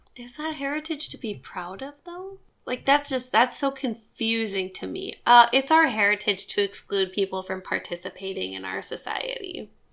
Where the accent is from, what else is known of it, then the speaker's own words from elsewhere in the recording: Montana, United States; now in Portland, United States; I'm from Montana